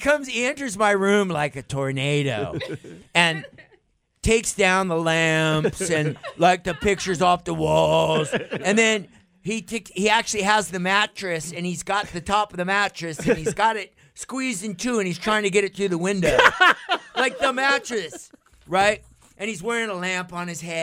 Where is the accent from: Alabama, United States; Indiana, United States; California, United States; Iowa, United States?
California, United States; I'm a kid from California, right? I'm a surfer kid